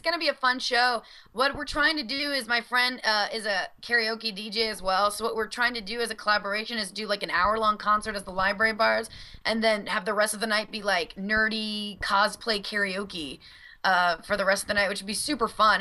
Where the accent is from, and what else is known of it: Louisiana, United States; born or raised there; moved away